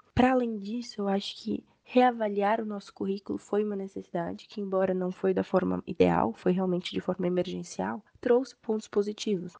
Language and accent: Portuguese; Brazil